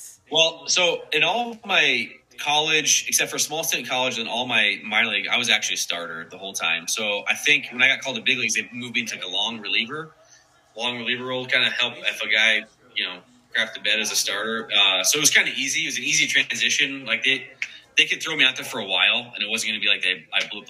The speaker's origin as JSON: {"language": "English", "town": "Marysville", "region": "Kansas", "country": "United States", "tie": "born or raised there", "said": "I was born in a small town in Kansas, Marysville, Kansas"}